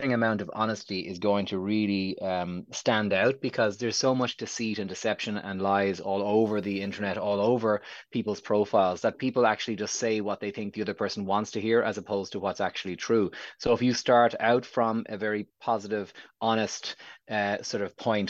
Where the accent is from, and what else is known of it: Ireland